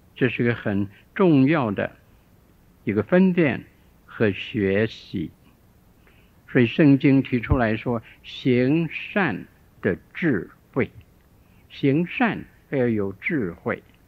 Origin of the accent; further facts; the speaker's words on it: Shandong, China; 我小的时候住在山东一个地方，我五岁的时候